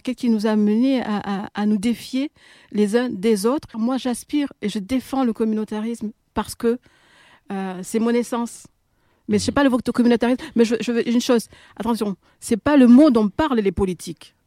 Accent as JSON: {"language": "French", "town": "Marseille", "region": "Provence-Alpes-Côte d'Azur", "country": "France", "tie": "born or raised there", "said": "c'était dans les quartiers à Marseille"}